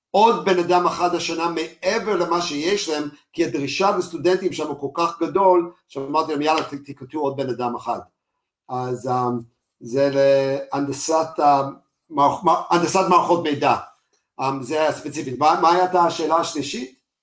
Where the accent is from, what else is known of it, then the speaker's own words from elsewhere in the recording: United States; moved away as an adult; now in Israel; אנחנו לא אמריקאים, אפילו שאני אמריקאי